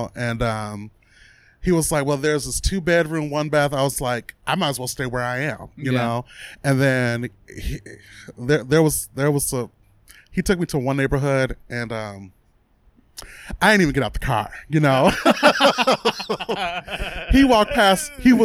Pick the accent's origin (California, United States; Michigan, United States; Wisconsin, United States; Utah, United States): Michigan, United States; Pontiac; moved away as an adult; now in Arizona, United States; I'm from Pontiac, which is about a half hour north of Detroit